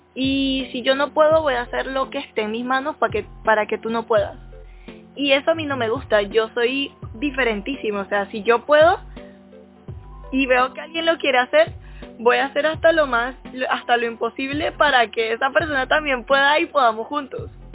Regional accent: Panama; por ser panameña

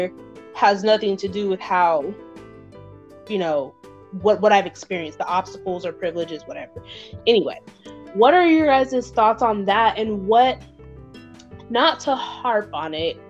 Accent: Utah, United States; also born or lived in Mississippi; I'm from Utah by way of Mississippi

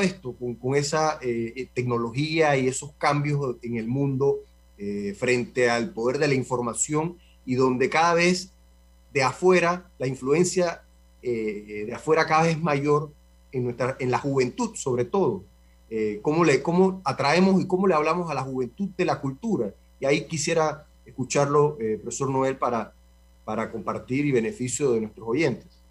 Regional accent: Panama; con la cultura y con lo que somos nosotros los panameños

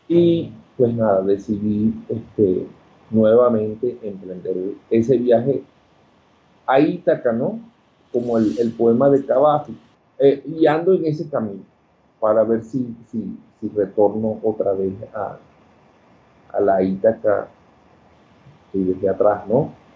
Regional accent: Coro, Falcón, Venezuela; moved away as an adult; also born or lived in Caracas, Venezuela / Mexico; now in Quito, Ecuador; yo soy de Coro. Ok. Estado Falcón, Venezuela. Y este, allá hice todos mis estudios

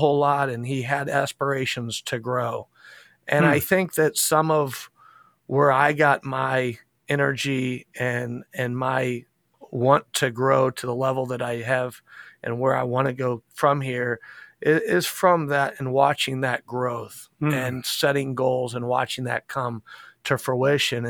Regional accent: Indianapolis, Indiana, United States; also born or lived in Carmel, Indiana; I was born and raised in Indianapolis, Indiana, right where I'm at now

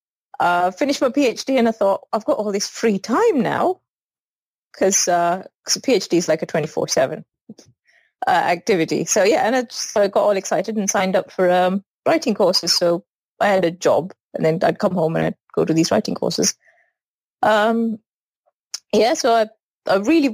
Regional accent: Sri Lanka; moved away; I grew up in Sri Lanka, and I went to an all-girls school

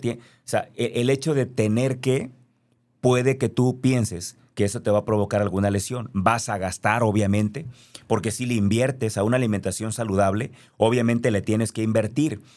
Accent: Mexico; Yo soy mexicano, nací aquí, no lo puedo cambiar.

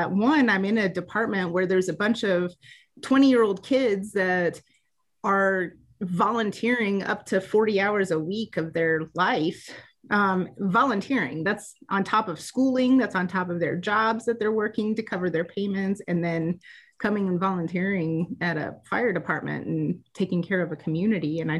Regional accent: Georgia, United States; born there; I was born in North Georgia. My parents were military

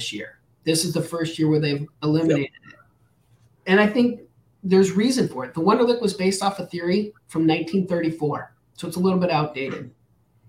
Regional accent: New Mexico, United States; I grew up in New Mexico

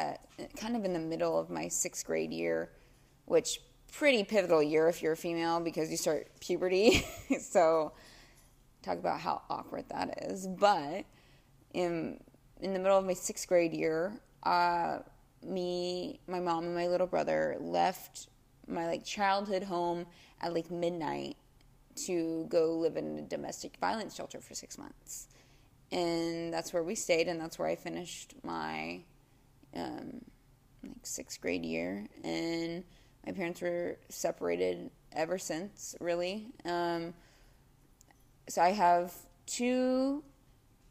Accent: Dallas, Texas, United States; I was born and raised in Dallas

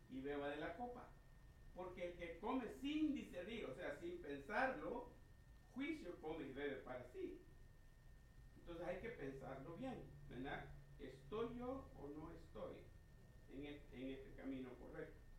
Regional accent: El Salvador; moved away; primer choque que yo tuve cuando vine de Salvador, porque venía de la centroamericana, y allá todo es igual, es un molde para todas las iglesias, una sola constitución para todos.

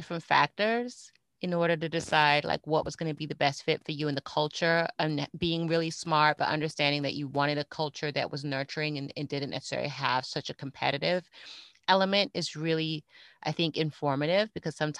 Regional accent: Fort Lauderdale, Florida, United States; also born or lived in Miami, Florida; my home state of Florida. Actually, I'm in South Florida

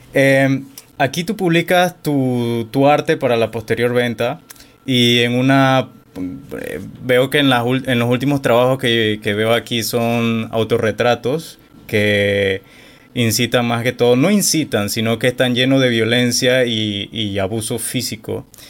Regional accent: David, Chiriquí, Panama; yo soy de David Chiriquí

